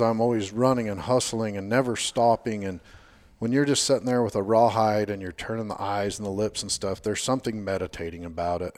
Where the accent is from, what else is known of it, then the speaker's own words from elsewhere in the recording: Washington, Utah, United States; also born or lived in Payson, Utah / Hurricane, Utah; I was born in Payson, Utah, moved down here when I was like five, um, been here in Washington, Hurricane, Washington, the rest of the time